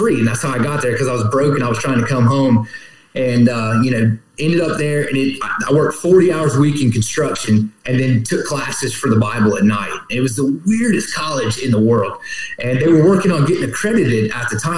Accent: Columbia, South Carolina, United States; also born or lived in California / Lexington, South Carolina; I grew up here in Columbia and moved over to Lexington.

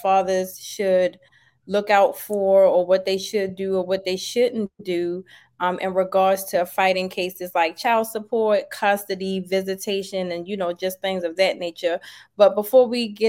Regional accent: Baltimore, Maryland, United States; now in Georgia, United States; I'm originally from Baltimore, Maryland

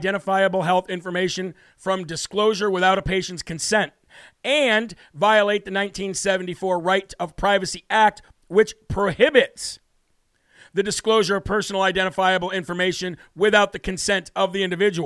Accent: Illinois, United States; I am from Illinois myself

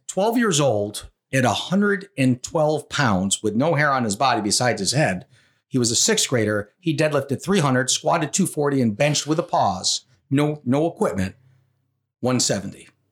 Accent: Rochester, New York, United States; I grew up in Rochester, New York

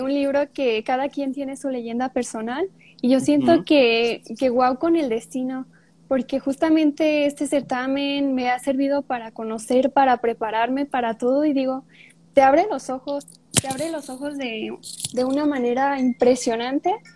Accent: Puruándiro, Michoacán, Mexico; soy de Puruándiro, cerca de Morelia. Estudio en Morelia, pero yo soy de Puruándiro. Aquí vivo

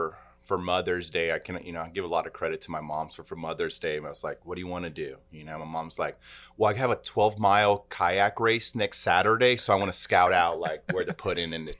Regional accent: Salvador, Bahia, Brazil; born there; English is a second language; So, you know, I was born in Brazil, and I was really born in a city that's a huge metropolis in Brazil called Salvador.

